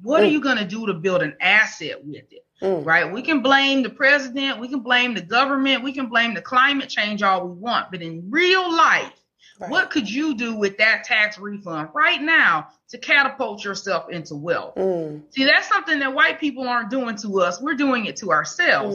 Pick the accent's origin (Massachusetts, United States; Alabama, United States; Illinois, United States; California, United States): Alabama, United States; Mobile; now in Huntsville, United States; I'm from Mobile, mm. Alabama. I live in Huntsville now